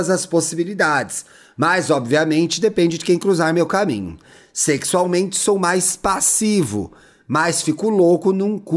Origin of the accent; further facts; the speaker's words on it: São Paulo, Brazil; now in Ribeirão Preto, Brazil; mas sou de São Paulo, capital.